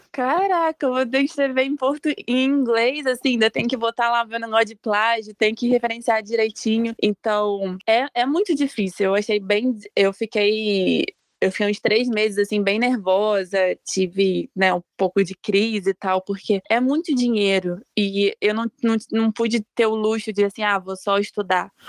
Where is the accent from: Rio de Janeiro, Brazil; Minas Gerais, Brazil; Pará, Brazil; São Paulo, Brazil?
Rio de Janeiro, Brazil; interior of Rio de Janeiro state, Brazil; moved away as an adult; eu sou do interior do Rio e tal, então é mais quente